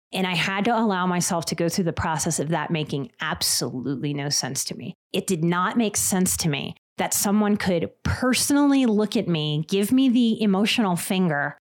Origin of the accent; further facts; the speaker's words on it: New Orleans, Louisiana, United States; I'm from New Orleans